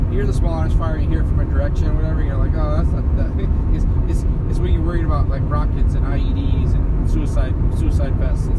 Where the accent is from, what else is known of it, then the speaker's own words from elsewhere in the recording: outside of Chicago, Illinois, United States; I grew up outside of Chicago